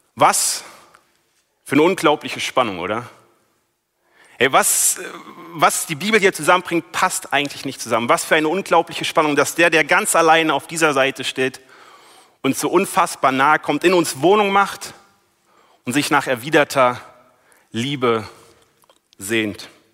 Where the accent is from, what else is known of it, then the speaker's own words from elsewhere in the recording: Berlin, Germany; moved away as an adult; now in Wiedenest, Germany; ich komme aus Berlin, bin eigentlich Großstadtmensch, jetzt wohne ich hier in Wiedenest